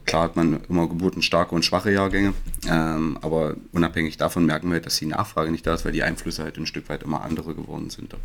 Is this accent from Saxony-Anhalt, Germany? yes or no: yes; Magdeburg, Saxony-Anhalt, Germany; gebürtiger Magdeburger